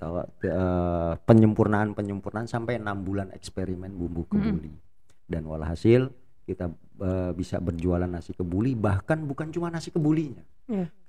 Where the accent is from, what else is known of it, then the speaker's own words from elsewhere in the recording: Matraman, Jakarta, Indonesia; saya asli Matraman, Arab Betawi.